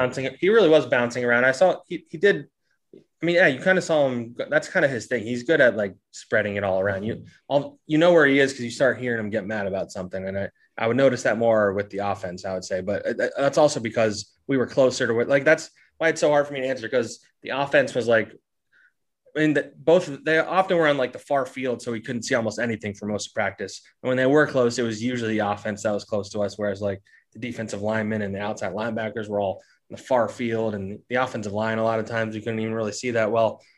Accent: New Jersey, United States; I grew up in South Jersey.

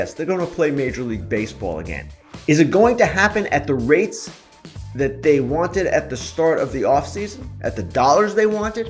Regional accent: Long Island, New York, United States; When I was a young man growing up in New York, I lived on Long Island

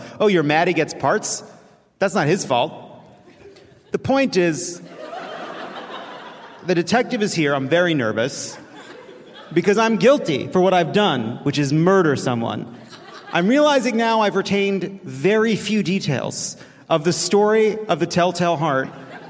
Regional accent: Long Island, New York, United States; I say Mario because I'm from Long Island.

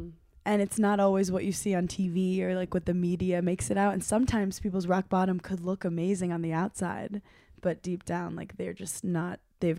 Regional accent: New York, United States; I'm a New Yorker, but I can't even

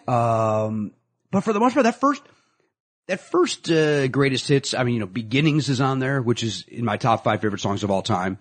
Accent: Chicago, Illinois, United States; accent: Chicago; my Chicago accent

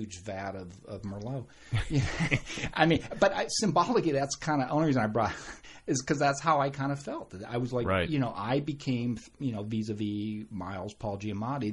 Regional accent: San Diego, California, United States; born or raised there; also born or lived in Merced, California

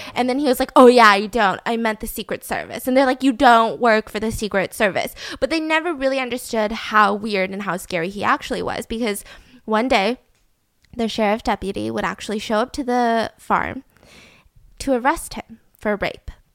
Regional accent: Georgia, United States; I'm from Georgia

